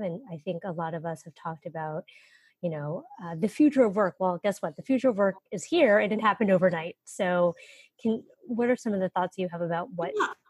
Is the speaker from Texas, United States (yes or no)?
no; Northern California, United States; I'm from Northern California